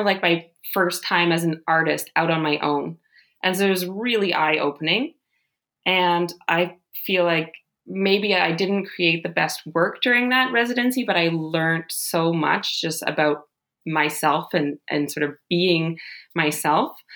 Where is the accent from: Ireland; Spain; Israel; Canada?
Canada; Ottawa, Ontario; also born or lived in Rhode Island / Tokyo; now in Germany; I'm originally from Ottawa, Canada. That's where I grew up